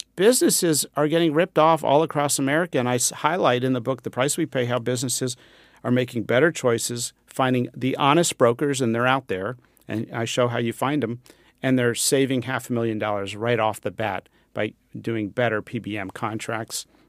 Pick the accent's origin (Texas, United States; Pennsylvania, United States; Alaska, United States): Pennsylvania, United States; I grew up near the Amish in Pennsylvania